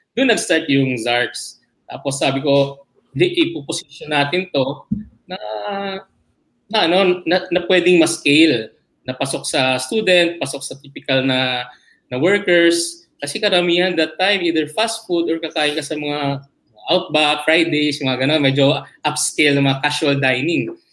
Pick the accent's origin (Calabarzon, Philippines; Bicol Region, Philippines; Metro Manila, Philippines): Metro Manila, Philippines; Manila; I grew up in Malate, Malate area